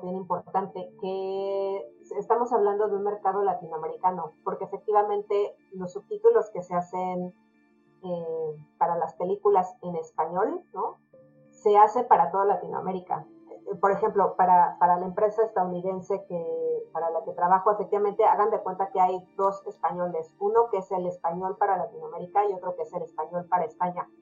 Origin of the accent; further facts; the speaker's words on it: Mexico; nosotros como mexicanos